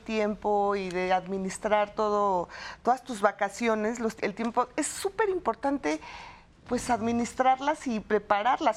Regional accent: Mexico; somos los mexicanos

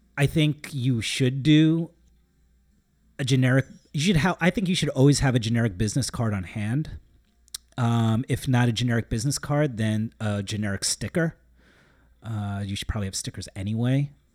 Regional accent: Long Island, New York, United States; We're from Long Island

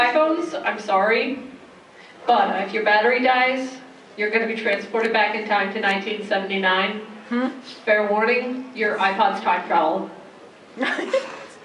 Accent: New Jersey, United States; I'm not from Cleveland, guys. I'm from New Jersey

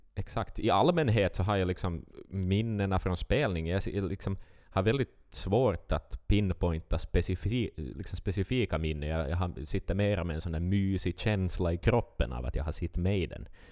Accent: Vaasa, Ostrobothnia, Finland; vi är från Finland

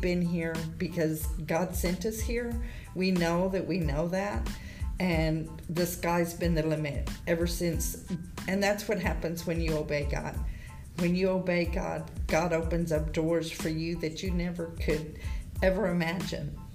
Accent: Victoria, Texas, United States; moved away as an adult; now in Goliad, United States; we're from Victoria.

